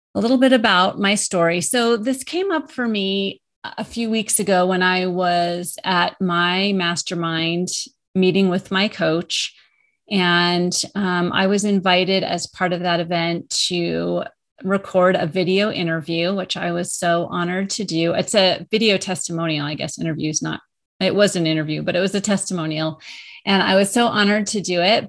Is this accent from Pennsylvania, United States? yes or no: no; Colorado, United States; moved away as an adult; also born or lived in New York area; I moved from New, the New York area back to my home state of Colorado.